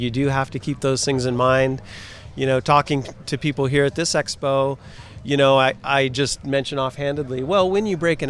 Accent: Humboldt County, California, United States; California born and raised.

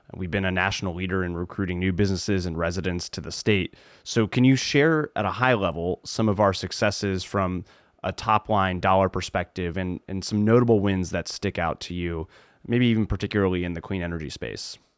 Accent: Ohio, United States; my home state of Ohio

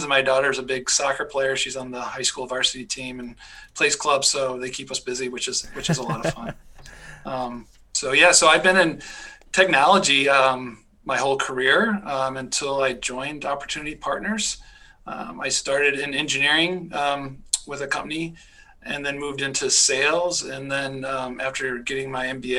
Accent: Michigan, United States; also born or lived in Pennsylvania / North Carolina / California / Georgia; now in Minnesota, United States; I grew up in Michigan

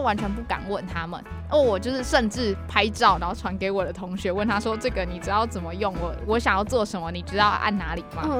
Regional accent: Kaohsiung, Taiwan; 因为我是高雄人

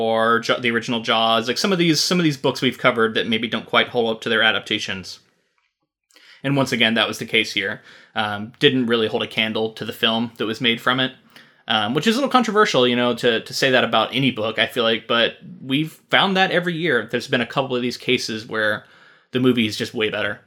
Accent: Florida, United States; now in Oregon, United States; We're both from Florida.

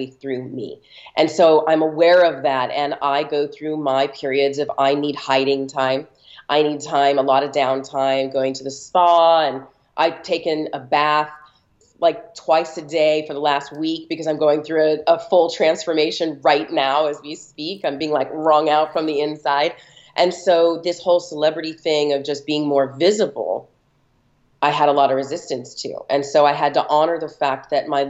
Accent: Los Angeles, California, United States; I'm born and raised in Los Angeles

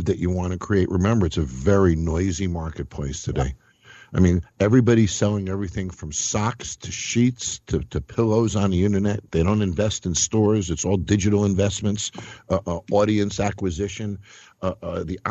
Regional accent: Scarsdale, New York, United States; I'm from Scarsdale, so I'm not from far from you

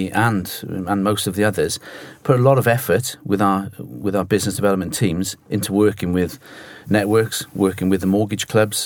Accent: Cardiff, Wales, United Kingdom; now in London, United Kingdom; I'm sure they can pick the accent up. I'm from Cardiff. Even though I'm based in London

